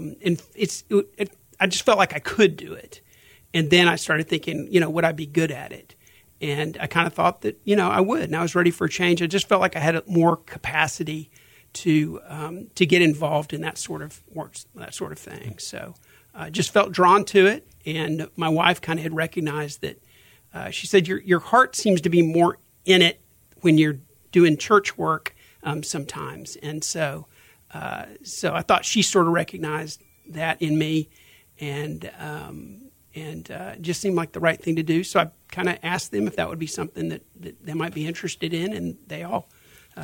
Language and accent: English; Houston, Texas, United States; I grew up here in Houston. Memorial area of Houston